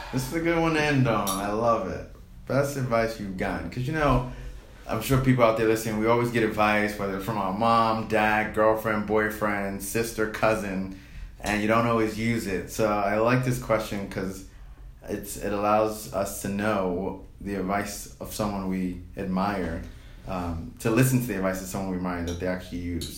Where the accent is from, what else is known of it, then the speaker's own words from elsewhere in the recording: New York, United States; I'm a city boy. I'm from New York